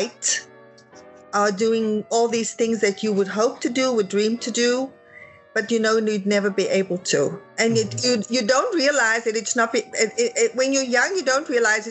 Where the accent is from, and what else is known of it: Johannesburg, Gauteng, South Africa; born or raised there; now in United States